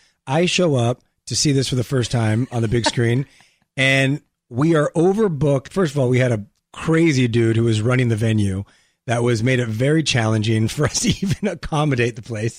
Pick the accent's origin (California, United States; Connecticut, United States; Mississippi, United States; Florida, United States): California, United States; La Puente; I grew up in La Puente.